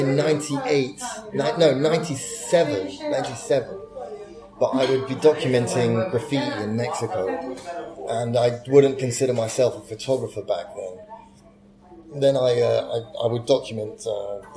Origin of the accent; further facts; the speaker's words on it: United Kingdom; I was born in Britain